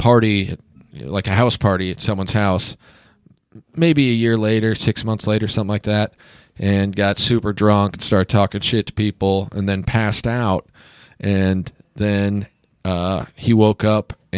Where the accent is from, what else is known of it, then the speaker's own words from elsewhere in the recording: Kansas, United States; I'm from Kansas